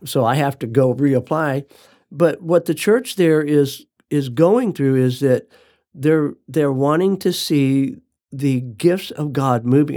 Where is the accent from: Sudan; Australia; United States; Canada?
United States; I'm an American.